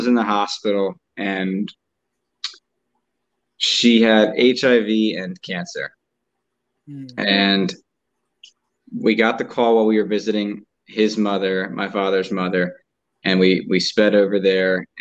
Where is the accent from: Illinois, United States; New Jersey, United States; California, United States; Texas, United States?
New Jersey, United States; I grew up in New Jersey with my mom and dad